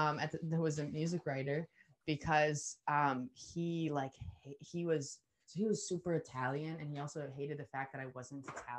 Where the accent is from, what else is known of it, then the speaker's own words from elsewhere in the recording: New Zealand; I get even more convicted of the fact that I'm from New Zealand.